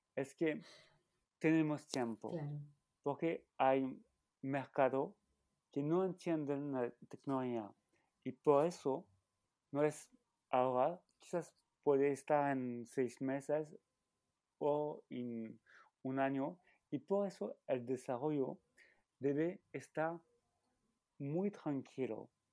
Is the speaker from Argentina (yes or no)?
no; France; Spanish is a second language; also born or lived in Valencia / Grenoble; now in Paris, France; soy francés y eh, estoy viviendo entre París y Valencia